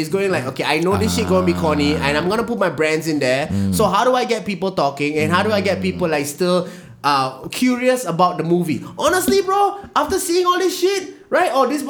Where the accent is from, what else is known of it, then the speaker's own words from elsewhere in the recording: Singapore; Because I'm a Singaporean